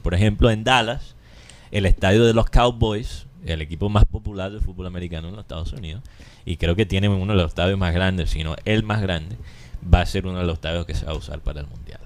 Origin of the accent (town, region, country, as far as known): Colombia